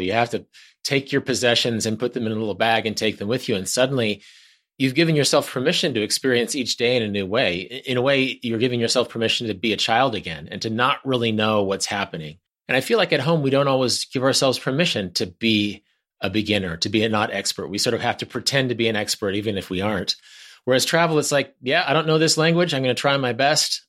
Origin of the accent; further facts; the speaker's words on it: Wichita, Kansas, United States; We drove up to Kansas City from Wichita, my hometown